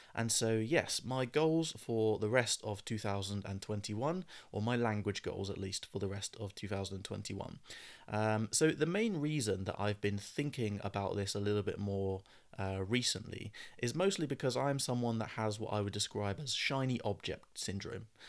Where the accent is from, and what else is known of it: United Kingdom; accent: British English; first language English